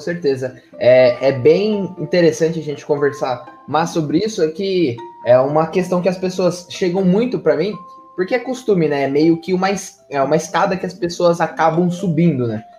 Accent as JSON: {"language": "Portuguese", "country": "Brazil", "said": "mesmo sendo brasileiro"}